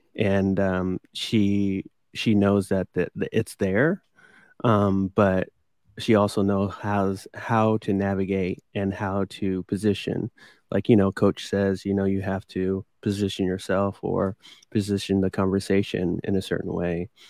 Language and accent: English; Midwest, United States; growing up in the Midwest, that was what people did